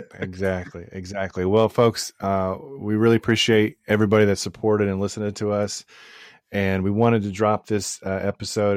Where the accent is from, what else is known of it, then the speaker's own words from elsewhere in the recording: Crowley, Texas, United States; I grew up in Crowley, which is a non-diverse town in, uh, in, uh, South Fort Worth